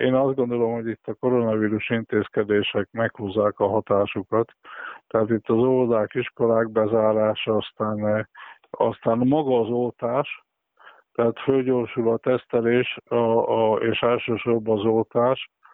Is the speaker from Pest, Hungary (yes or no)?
no; Western Transdanubia, Körmend, Szombathely, Vas, Hungary; nyugat dunántuliként meg körmendiként, szombathelyiként